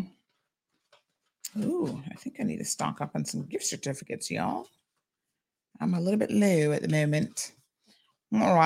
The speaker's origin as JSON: {"language": "English", "country": "Cayman Islands", "tie": "born or raised there", "said": "life growing up in the Cayman Islands"}